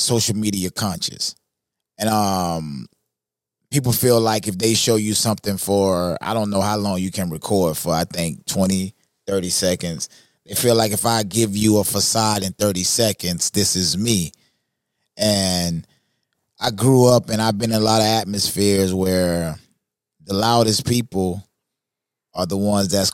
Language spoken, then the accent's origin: English; Florida, United States; I'm from Florida. Southern guy, man.